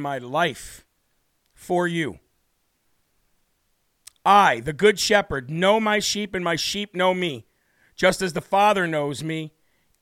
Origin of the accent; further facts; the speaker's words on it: Illinois, United States; moved away; my home state of Illinois. Very glad that I moved away from there